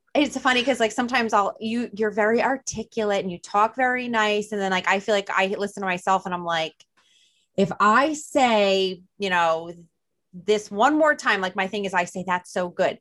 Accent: New Jersey, United States; accent: Jersey drawl; New Jersey

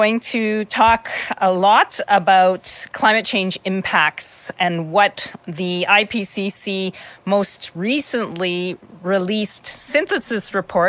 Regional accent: Kinistino, Saskatchewan, Canada; now in Regina, Canada; I live and work in Regina, Saskatchewan, Treaty 4, and I was born in Kanistino, Saskatchewan, Treaty 6, just at the outskirts of the James Smith Cree Nation.

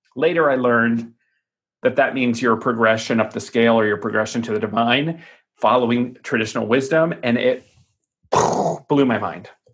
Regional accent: Tucson, Arizona, United States; my hometown of Tucson, Arizona

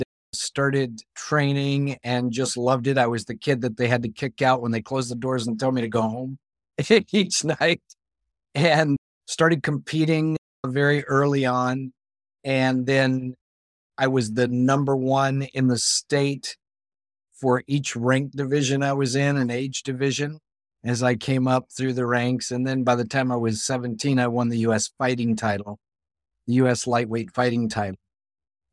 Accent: Bible Belt, Southern United States, United States; growing up in the Bible Belt

